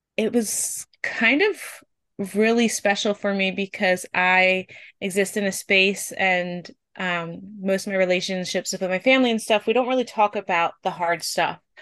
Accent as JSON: {"language": "English", "region": "Pennsylvania", "country": "United States", "said": "I am from Pennsylvania in the United States."}